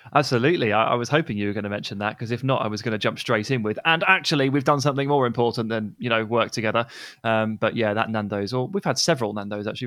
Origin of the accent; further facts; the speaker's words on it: England, United Kingdom; as an English person